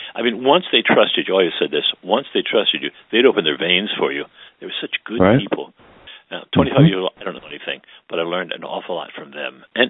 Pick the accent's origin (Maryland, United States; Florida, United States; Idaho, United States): Maryland, United States; Baltimore; I grew up in West Baltimore along Evanston Avenue. Until I was four, I lived close to St. Bernardine's Church, and then we moved down in 1950 to two blocks past St. William's Church. So I was always on the West End